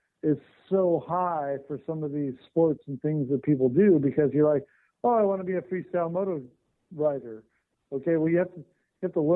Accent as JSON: {"language": "English", "region": "Southern California", "country": "United States", "tie": "born or raised there", "said": "I grew up in Southern California."}